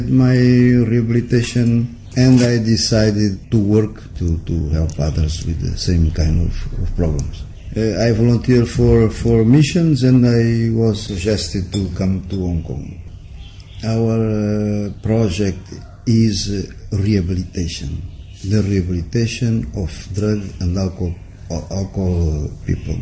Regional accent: Portugal; moved away; I'm from Portugal

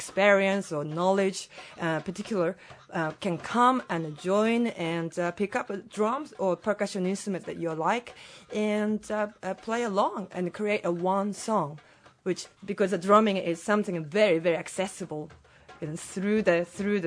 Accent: Japan; now in Hong Kong; I'm from Japan.

